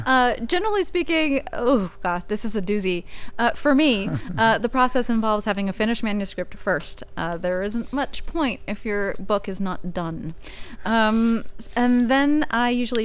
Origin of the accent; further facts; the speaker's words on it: Northern California, United States; I am from Northern California